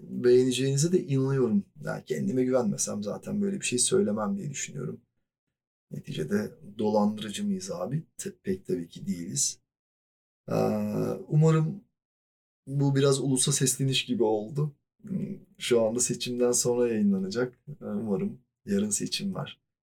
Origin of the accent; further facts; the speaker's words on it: Mediterranean Region, Turkey; E zaten güneyliyim yani. Akdeniz çocuğuyum.